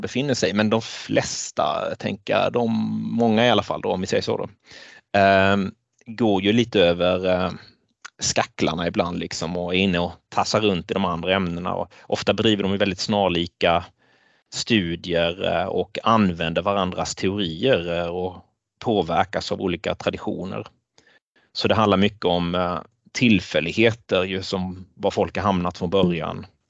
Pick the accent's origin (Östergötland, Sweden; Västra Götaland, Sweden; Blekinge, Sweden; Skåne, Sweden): Blekinge, Sweden; moved away as an adult; also born or lived in Jokkmokk; now in Jönköping, Sweden; person från Blekinge, där jag växte upp